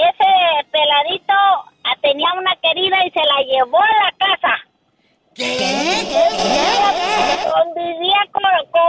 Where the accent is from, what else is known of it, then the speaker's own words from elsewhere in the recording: Estación Manuel, Tamaulipas, Mexico; moved away; allá en el pueblo donde soy, adelante de Estación Manuel